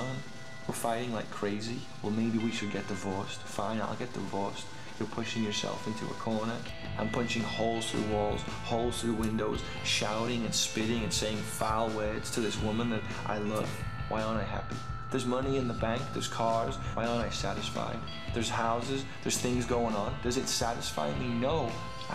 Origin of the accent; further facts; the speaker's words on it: Liverpool, North West England, United Kingdom; growing up in Liverpool